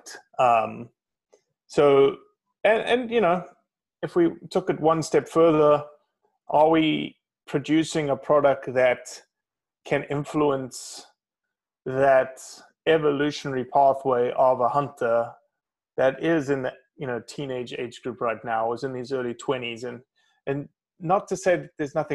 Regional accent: South Africa; moved away as an adult; now in United States; From a country where I came from, from South Africa, it's very strict gun controls, hardly any public land, lived in a city of 8.5 million people

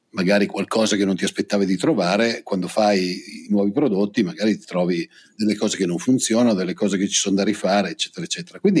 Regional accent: Lombardy, Italy; io vengo dalla provincia di Pavia

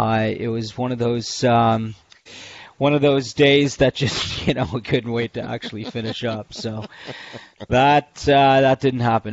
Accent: Canada; I'm obviously Canadian

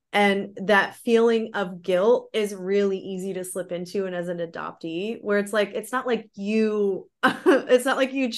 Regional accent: Florida, United States; born there; So yeah, I was adopted in 92. I was born in Florida.

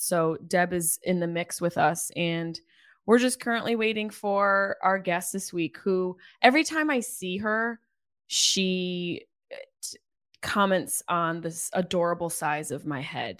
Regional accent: Syracuse, New York, United States; moved away; my hometown

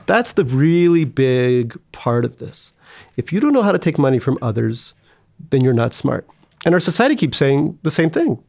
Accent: United States; growing up in America.

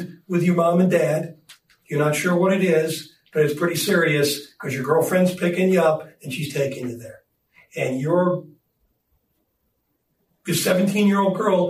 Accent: Chicago, Illinois, United States; moved away; I'm from Chicago

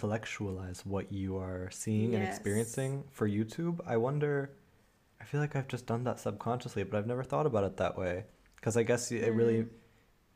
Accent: United States; moved away; also born or lived in Germany; I'm originally from the States

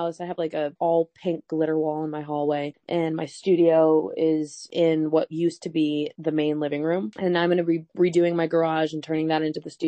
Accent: Flint, Michigan, United States; moved away; also born or lived in Boston / Nashville; I was born in Flint, Michigan.

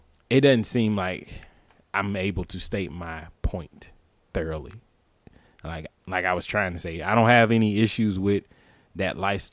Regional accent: the South, United States; we're both black, we're from the South

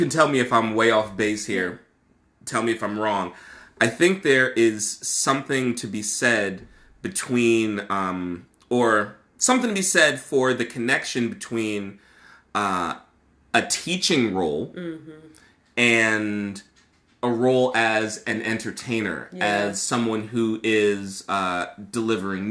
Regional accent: Newark, New Jersey, United States; I am from Newark. I'm familiar with Westside

